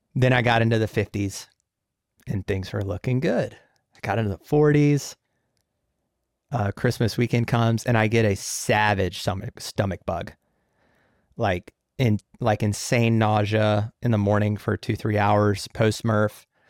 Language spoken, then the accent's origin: English; Jacksonville, United States; my hometown is Jacksonville